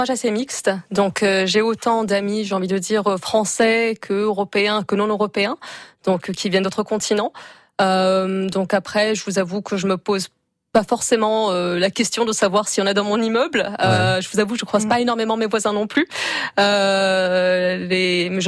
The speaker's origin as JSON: {"language": "French", "region": "England", "country": "United Kingdom", "second_language": "French", "said": "Et une fois que je dis que je suis euh, anglaise, on me dit ah d'accord, euh, mais tu, enfin comment ça se fait que tu parles français euh, Depuis combien de temps est-ce que tu es là"}